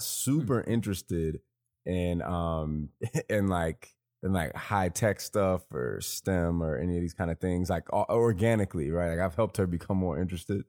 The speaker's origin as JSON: {"language": "English", "town": "Chicago", "region": "Illinois", "country": "United States", "tie": "born or raised there", "said": "growing up in Chicago"}